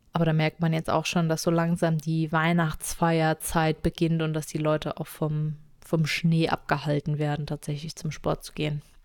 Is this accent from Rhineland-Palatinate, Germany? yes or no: yes; Rhineland-Palatinate, Germany; wir sind ja in der Pfalz groß geworden